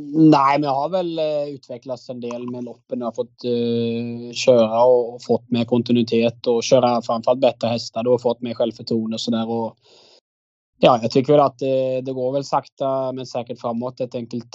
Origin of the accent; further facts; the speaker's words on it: Agder, Norway; moved away as an adult; now in Sweden; jag kommer ju från Norge